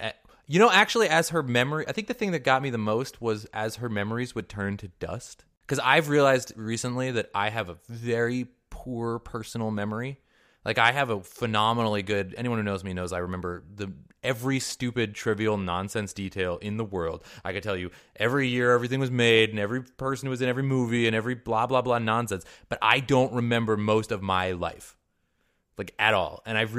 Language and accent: English; Mercer Island, Washington, United States; Yeah, I mean, I grew up in Mercer Island, Washington.